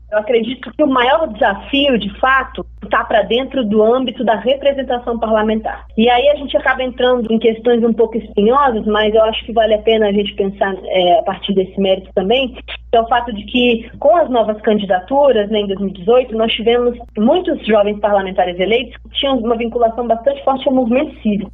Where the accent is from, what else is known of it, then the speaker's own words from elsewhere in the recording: Brazil; enquanto brasileiros e brasileiras